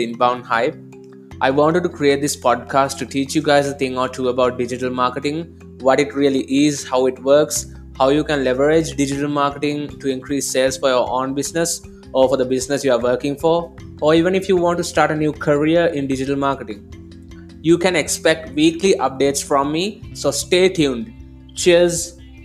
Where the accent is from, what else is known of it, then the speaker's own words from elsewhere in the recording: Sri Lanka; I'm from Sri Lanka